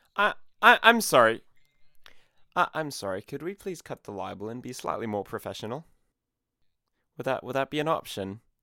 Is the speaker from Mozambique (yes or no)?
yes; Mozambique; I hail from Mozambique, East Africa